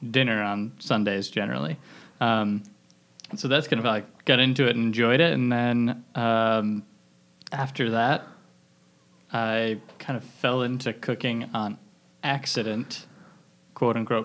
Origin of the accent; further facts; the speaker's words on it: Mount Airy, Maryland, United States; I'm originally from Mount Airy, Maryland, which is like about 40 minutes west of DC